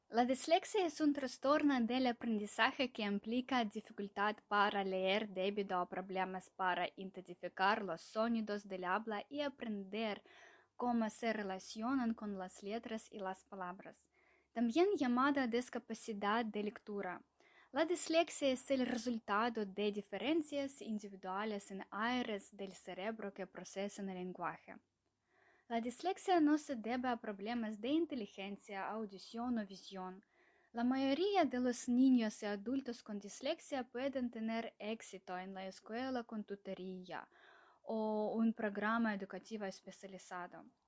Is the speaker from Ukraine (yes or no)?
yes; Ukraine; soy de Ucrania